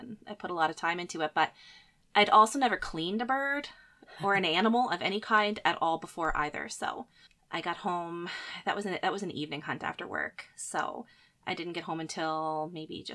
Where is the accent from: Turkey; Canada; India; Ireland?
Canada; Nova Scotia; moved away as an adult; now in Manitoba, Canada; I grew up in Nova Scotia. I lived most of my life there and moved to Manitoba probably around 12 years ago